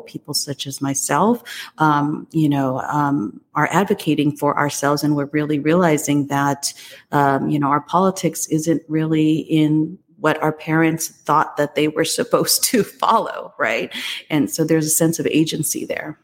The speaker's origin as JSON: {"language": "English", "country": "United States", "tie": "born or raised there", "also_born_or_lived": "Taiwan", "said": "I came here actually uh, to the US when I was just two years old"}